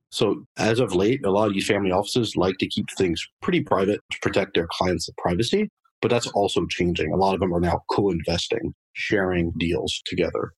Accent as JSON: {"language": "English", "town": "Paris", "region": "Île-de-France", "country": "France", "tie": "born or raised there", "also_born_or_lived": "Boston area, United States", "moved": "as an adult", "lives_now": "United States", "said": "I was actually born and raised in Paris, France. Uh, lived there for about 20 years."}